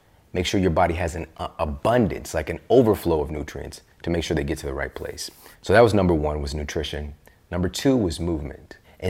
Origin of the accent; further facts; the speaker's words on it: Midwest, United States; Yeah, especially I'm from the Midwest.